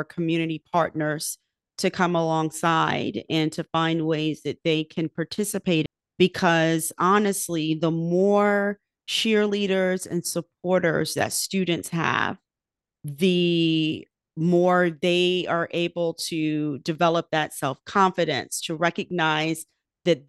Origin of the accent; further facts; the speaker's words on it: Virginia Beach, Virginia, United States; Virginia Beach, which is my hometown